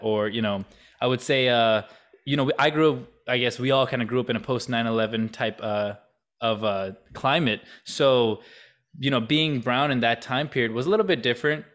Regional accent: Canton, Ohio, United States; also born or lived in Kentucky; now in Columbus, United States; I was only in Kentucky for about two years of my life, like, first two years, and then we moved to Canton

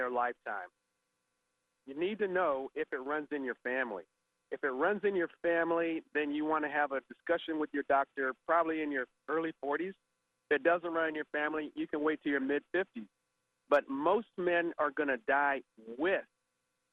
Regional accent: Southern California, United States; I grew up in Southern California

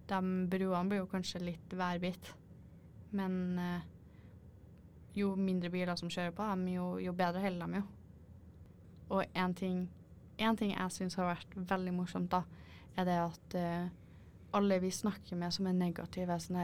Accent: Norway; jeg er norsk og jeg vil se på havet.

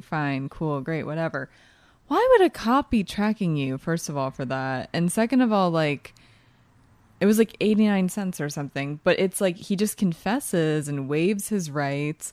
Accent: East Coast, United States; I'm also from the East Coast

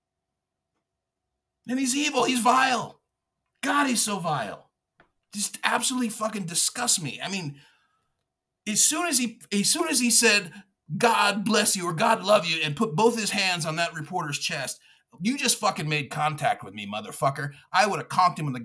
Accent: Texas, United States; I'm a Texan. I'm also Mexican. And I'm an American

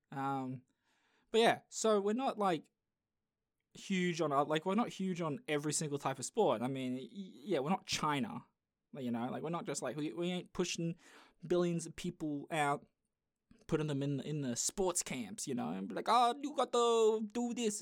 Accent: Australia; I am Australian

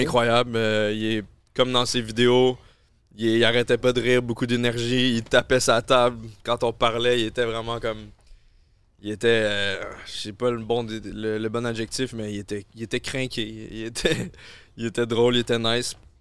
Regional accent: Quebec, Canada; accent: Québécois

